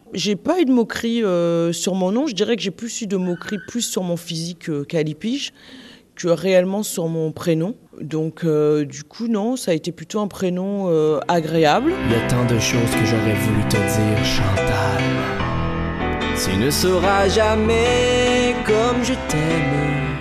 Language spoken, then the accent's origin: French; Guadeloupe; je suis originaire de la Guadeloupe